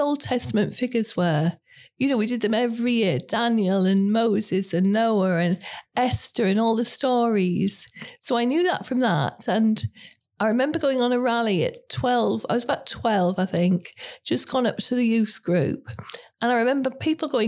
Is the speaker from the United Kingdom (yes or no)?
yes; Chamley Green, South East England, United Kingdom; I was born in Surrey in a little village called Chamley Green. It had no streetlights, a pub, a church, a cricket team in a sort of village green and village hall.